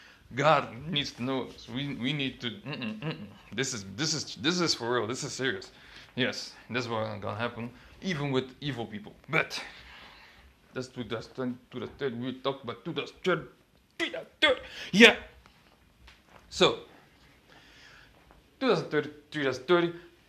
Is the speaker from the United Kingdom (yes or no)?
no; DR Congo; And personally, I'm from the Congo. So, for me, it's true. I mean, you cannot evade your own prophecies. Come on, man. I'm from the Congo. I know it's true.